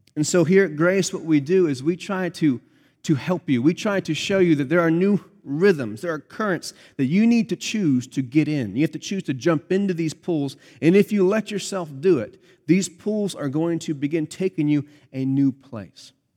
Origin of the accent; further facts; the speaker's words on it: Pennsylvania, United States; moved away; grew up in Pennsylvania where I grew up